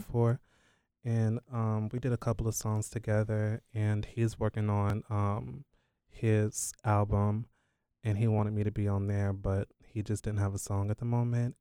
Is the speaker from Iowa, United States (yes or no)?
no; Durham, North Carolina, United States; I am based in North Carolina. I was born in Durham, North Carolina